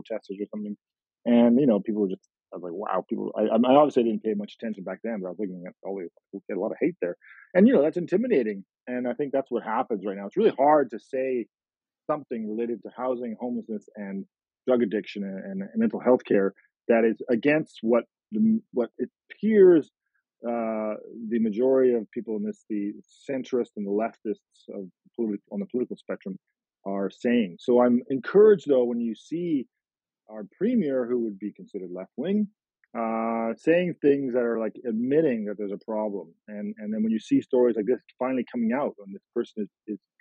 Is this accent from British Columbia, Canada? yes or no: yes; Langley, British Columbia, Canada; I grew up in Langley.